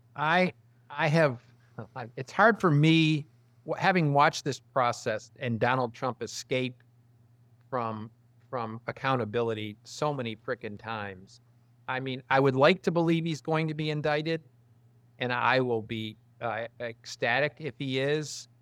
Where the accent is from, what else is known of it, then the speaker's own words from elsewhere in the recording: Detroit, Michigan, United States; now in Texas, United States; I'm from Detroit originally